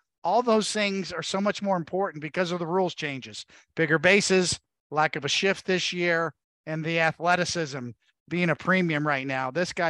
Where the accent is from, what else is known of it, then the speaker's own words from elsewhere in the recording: New York, United States; We watch them. We're from New York. It's our team.